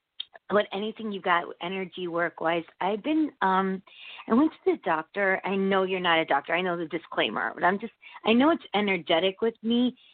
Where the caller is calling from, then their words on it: Connecticut, United States; I'm from Connecticut.